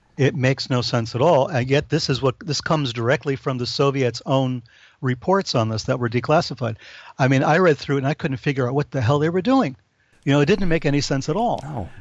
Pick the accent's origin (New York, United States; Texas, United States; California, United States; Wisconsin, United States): New York, United States; I'm from New York